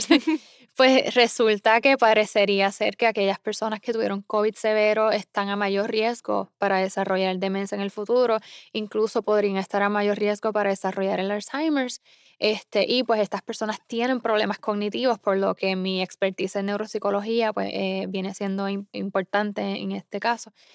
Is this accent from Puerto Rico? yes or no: yes; Isabela, Puerto Rico; moved away as an adult; also born or lived in San Juan, Puerto Rico / Iowa, United States; now in Massachusetts, United States; yo nací en el área oeste de, Puerto Rico, o sea, Isabela. Eh, yo crecí bailando y cantando.